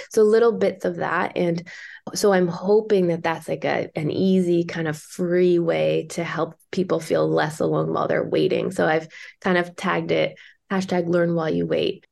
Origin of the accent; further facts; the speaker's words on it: Toronto, Ontario, Canada; now in British Columbia, Canada; my hometown